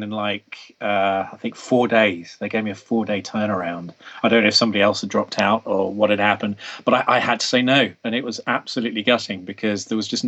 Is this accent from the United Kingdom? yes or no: yes; England, United Kingdom; being English